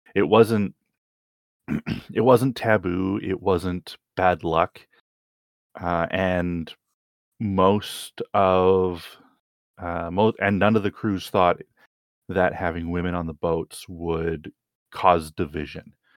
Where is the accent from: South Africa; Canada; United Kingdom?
Canada; as a Canadian